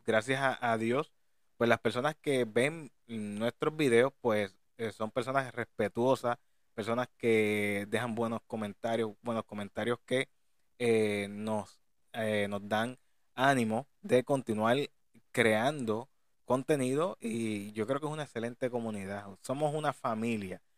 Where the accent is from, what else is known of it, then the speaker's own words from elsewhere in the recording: Puerto Rico; de aquí, de nuestra isla de Puerto Rico